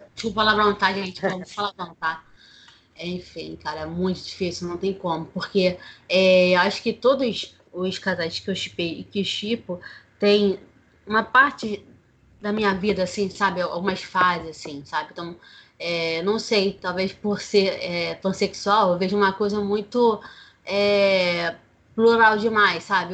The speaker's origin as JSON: {"language": "Portuguese", "region": "Rio de Janeiro", "country": "Brazil", "said": "tenho 31 anos, sou carioca."}